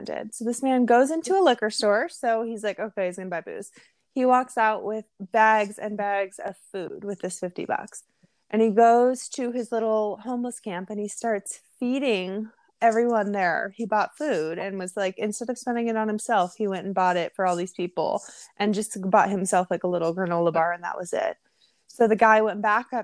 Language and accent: English; Seattle, Washington, United States; I grew up in Seattle